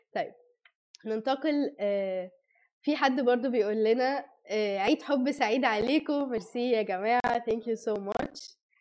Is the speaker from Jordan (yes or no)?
no; Egypt; also born or lived in Saudi Arabia; احنا كمصريين